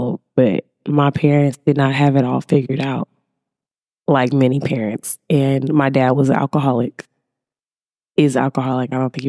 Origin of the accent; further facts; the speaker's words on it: Alexandria, Louisiana, United States; I'm from the South. Like Louisiana, you know, deep Alexandria, Louisiana.